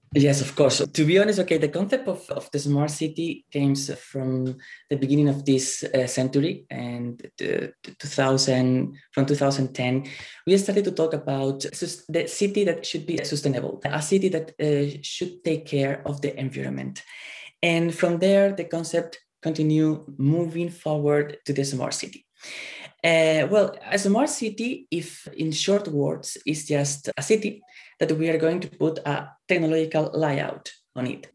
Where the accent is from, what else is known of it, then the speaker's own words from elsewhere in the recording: Spain; moved away as an adult; now in Japan; I'm originally from Spain. I came here to, to Japan one year and a half ago